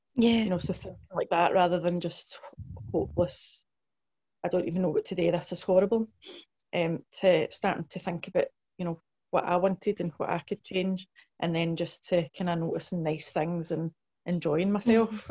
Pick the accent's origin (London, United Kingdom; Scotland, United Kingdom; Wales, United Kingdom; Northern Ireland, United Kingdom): Scotland, United Kingdom; Blantyre; in South Lanarkshire